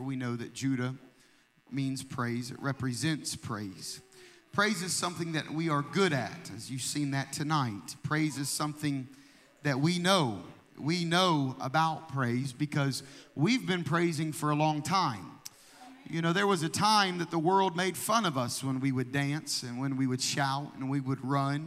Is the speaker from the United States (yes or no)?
yes; Anderson, Indiana, United States; I grew up in Anderson, Indiana